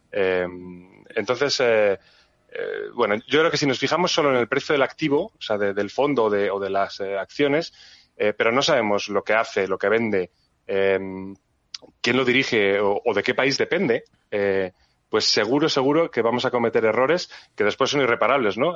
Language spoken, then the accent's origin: Spanish; Spain; somos españoles, sino que también somos, somos europeos